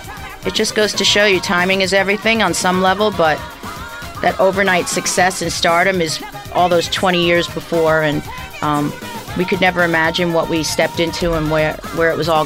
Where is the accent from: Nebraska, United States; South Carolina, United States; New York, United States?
New York, United States; I'm from New York